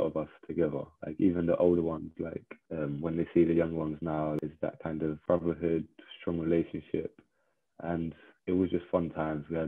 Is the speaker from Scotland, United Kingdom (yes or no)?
no; London, United Kingdom; I was born in like and raised in Southeast London in the borough of Greenwich in a place called Woolwich.